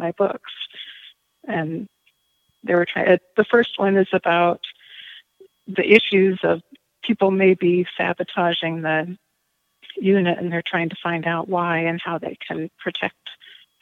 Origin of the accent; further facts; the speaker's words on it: Tacoma, Washington, United States; also born or lived in Walla Walla, Washington / Texas; I was born in Tacoma and lived there most of my life